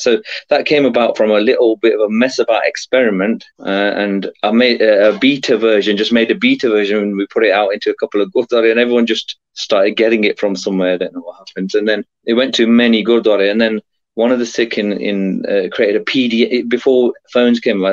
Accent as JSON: {"language": "English", "region": "England", "country": "United Kingdom", "tie": "born or raised there", "said": "I was born in England, grew up here"}